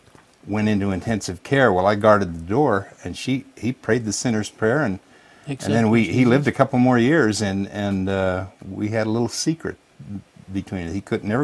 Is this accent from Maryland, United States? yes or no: no; Logan, Utah, United States; I was born in Logan. Yeah? Yeah. Okay. Grew up in Cache Valley and went to school there.